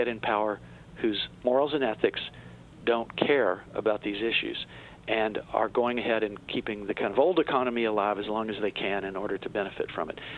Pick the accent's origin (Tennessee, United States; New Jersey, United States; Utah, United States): Tennessee, United States; I'm from Tennessee